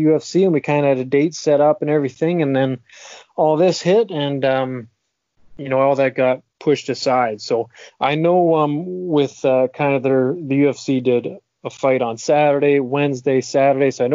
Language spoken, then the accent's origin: English; Huntsville, Ontario, Canada; even when I did fight in my home province of Ontario, I'm from Huntsville